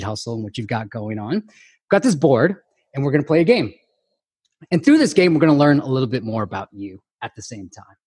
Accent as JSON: {"language": "English", "area": "Bay Area", "region": "California", "country": "United States", "tie": "born or raised there", "said": "growing up in the Bay Area"}